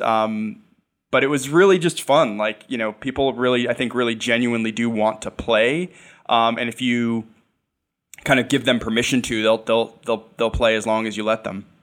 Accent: New York, United States; I'm a New Yorker. I've been a New Yorker for most of my life

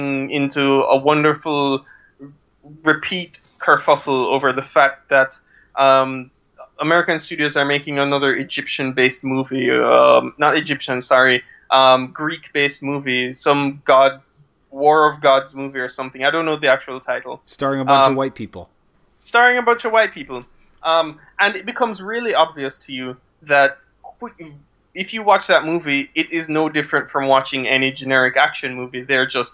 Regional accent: Jamaica; I am this weird thing called Jamaican

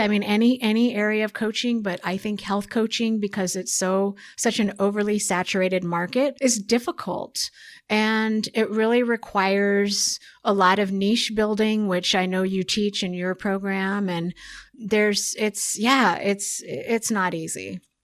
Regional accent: Oregon, United States; I'm from Oregon, so it's very beautiful uh, in Oregon

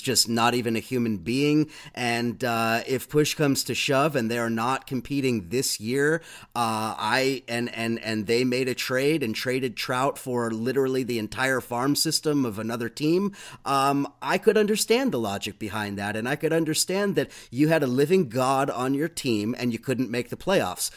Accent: Southern California, United States; now in New York, United States; living in New York, although I'm from Southern California

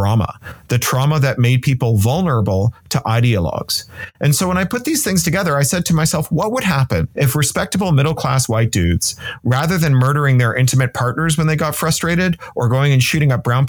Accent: Canada; moved away; also born or lived in United Kingdom; as a Canadian who's then lived in the United Kingdom

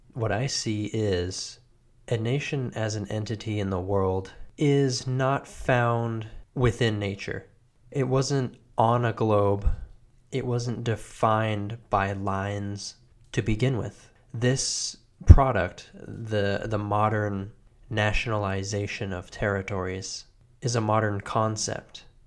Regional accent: United States; I am an American.

